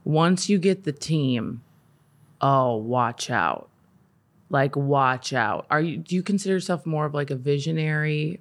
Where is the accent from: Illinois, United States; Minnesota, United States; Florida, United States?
Minnesota, United States; I grew up in Minnesota